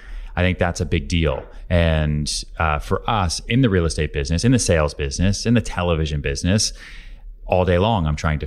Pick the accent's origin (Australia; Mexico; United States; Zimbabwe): United States; Houston, Texas; also born or lived in Long Island / Boston / New York; I was born in Houston, Texas, grew up there, bounced around Long Island outside Boston way before I ever came to New York.